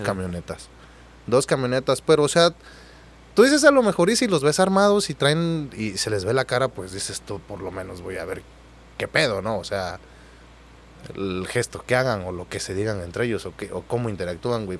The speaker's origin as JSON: {"language": "Spanish", "region": "Oaxaca", "country": "Mexico", "tie": "born or raised there", "also_born_or_lived": "Reynosa, Mexico", "moved": "as an adult", "lives_now": "Mazatlán, Mexico", "said": "yo soy de Oaxaca"}